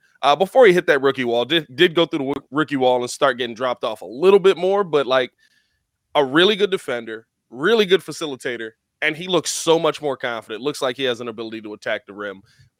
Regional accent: Chicago, Illinois, United States; my hometown Bulls

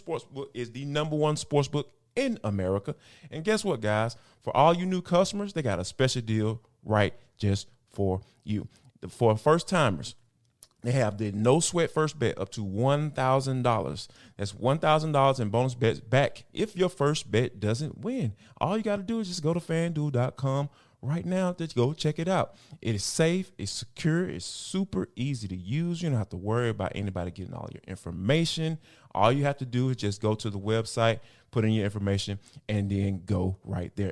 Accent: Atlanta, Georgia, United States; this is my hometown team

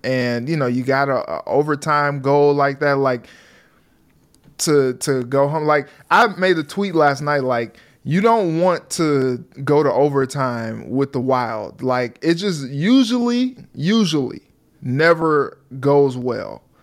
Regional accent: St. Louis, Missouri, United States; moved away; I'm from Saint Louis

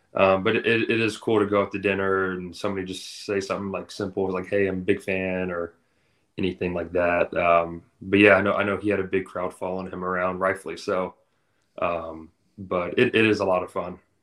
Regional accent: Atlanta, Georgia, United States; moved away as an adult; I grew up in Atlanta

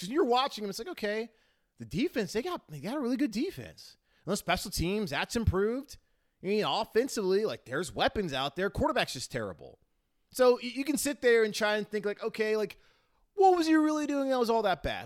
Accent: Charlotte, North Carolina, United States; my hometown

